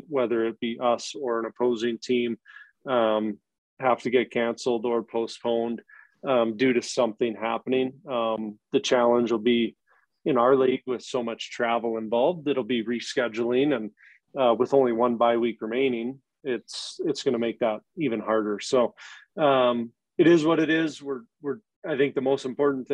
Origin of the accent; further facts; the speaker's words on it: Anchorage, Alaska, United States; moved away; I'm from Anchorage